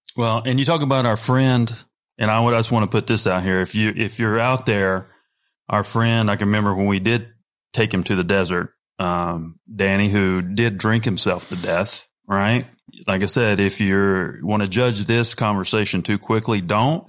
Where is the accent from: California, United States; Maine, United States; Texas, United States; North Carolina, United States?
North Carolina, United States; I'm a redneck from North Carolina